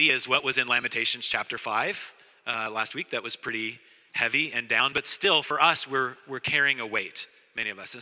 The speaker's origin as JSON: {"language": "English", "region": "Oregon", "country": "United States", "tie": "born or raised there", "also_born_or_lived": "Saskatchewan, Canada", "moved": "as an adult", "lives_now": "Montreal, Canada", "said": "I grew up in Oregon"}